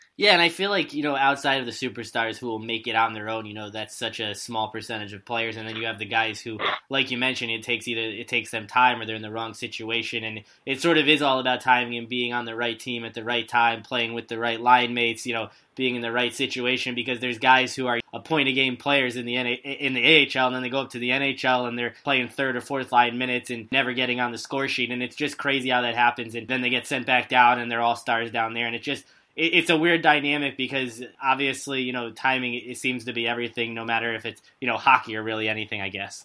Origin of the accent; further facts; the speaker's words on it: Southern Connecticut, United States; also born or lived in Boston; I'm from Southern Connecticut, but went to school up in Boston as well.